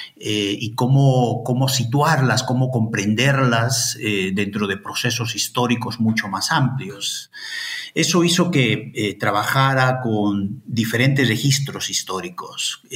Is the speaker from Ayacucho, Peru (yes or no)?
yes; Ayacucho, Peru; moved away as an adult; also born or lived in Madison, United States; now in Santiago, Chile; yo soy de Ayacucho